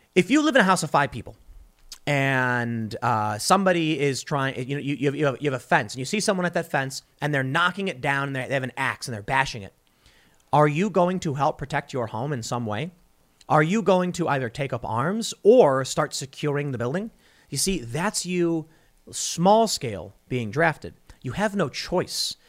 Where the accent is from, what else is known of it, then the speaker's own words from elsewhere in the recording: United States; me, as an American citizen